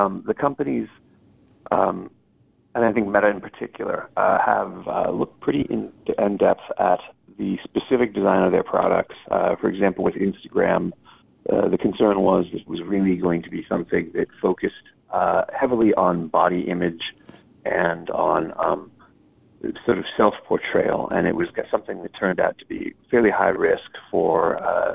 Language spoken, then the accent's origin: English; United States; as an American